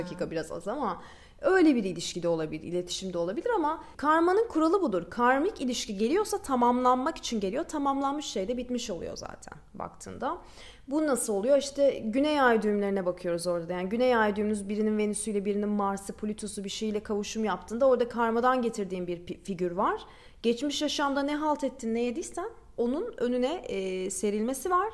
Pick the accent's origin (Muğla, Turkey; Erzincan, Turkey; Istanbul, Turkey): Istanbul, Turkey; also born or lived in Balıkesir; Ben İstanbul'da büyüdüm.